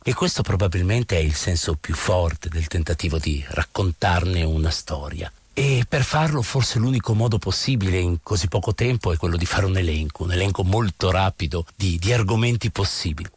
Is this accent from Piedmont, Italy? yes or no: no; Bologna, Emilia-Romagna, Italy; io da bolognese